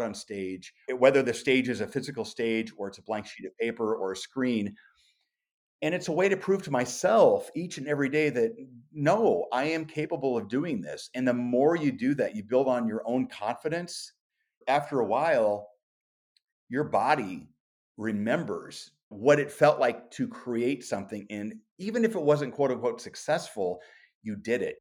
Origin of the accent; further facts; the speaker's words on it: Omaha, Nebraska, United States; growing up in South Omaha in a small working class neighborhood